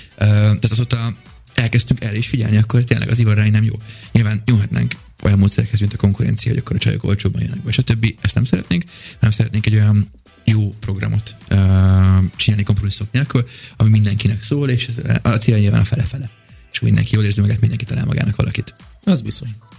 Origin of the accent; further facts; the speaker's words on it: England, United Kingdom; moved away; also born or lived in Budapest, Hungary; gyakorlatilag Angliában nőttem fel